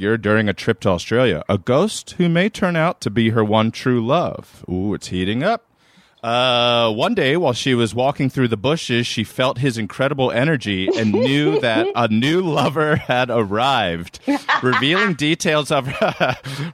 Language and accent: English; Maryland, United States; I'm from Maryland